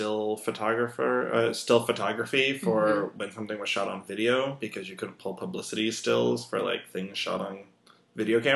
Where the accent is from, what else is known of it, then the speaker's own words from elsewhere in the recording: Los Angeles, California, United States; moved away as an adult; also born or lived in Texas; I grew up in Los Angeles